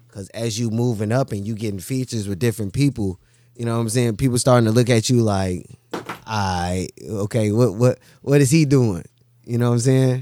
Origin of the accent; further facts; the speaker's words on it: Chicago, Illinois, United States; growing up in Chicago, man, you know, it, it's rough